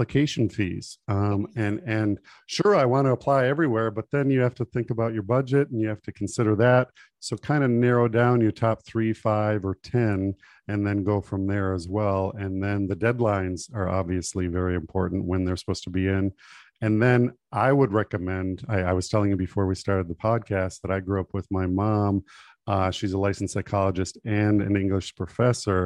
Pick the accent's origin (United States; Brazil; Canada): United States; North Dakota; growing up in North Dakota